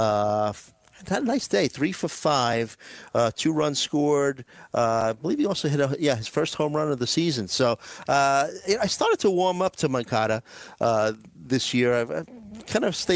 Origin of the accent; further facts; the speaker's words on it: New York City, New York, United States; growing up in New York City